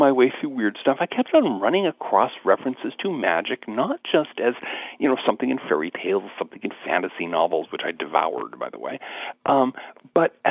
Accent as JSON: {"language": "English", "town": "Seattle", "region": "Washington", "country": "United States", "tie": "born or raised there", "said": "growing up in the South Seattle suburbs, out near Seattle, Washington"}